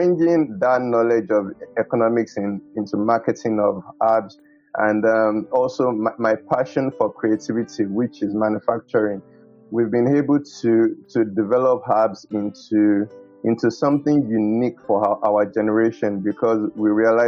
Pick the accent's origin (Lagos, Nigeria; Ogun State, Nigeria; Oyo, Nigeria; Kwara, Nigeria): Oyo, Nigeria; I grew up in Oyo Town, Emmanuel Baptist Church